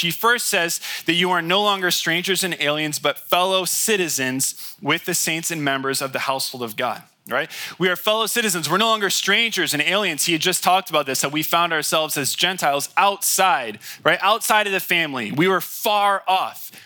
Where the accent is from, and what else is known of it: United States